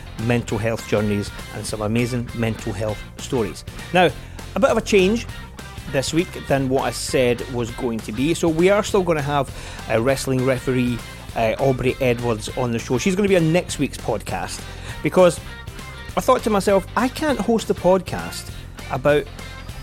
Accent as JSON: {"language": "English", "town": "Glasgow", "region": "Scotland", "country": "United Kingdom", "tie": "born or raised there", "said": "growing up in the East End of Glasgow"}